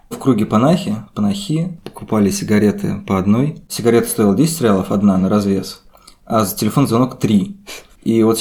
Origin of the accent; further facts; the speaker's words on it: Krasnogorsk, Moscow Oblast, Russia; гордый красногорец.